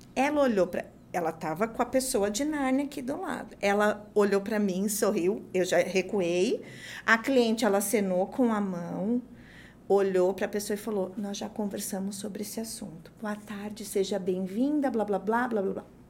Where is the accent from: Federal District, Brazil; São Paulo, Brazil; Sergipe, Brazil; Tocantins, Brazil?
São Paulo, Brazil; eu sou de São Paulo